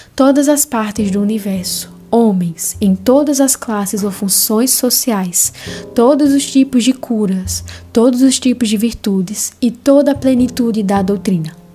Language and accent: Portuguese; interior of the Northeast, Northeast Region, Brazil; sou do interior do Nordeste